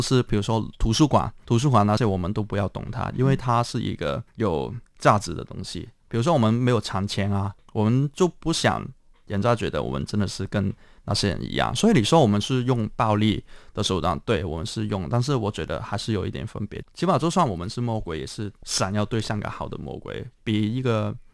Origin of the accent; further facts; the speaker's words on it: Hong Kong; 我是在香港的乌圈出生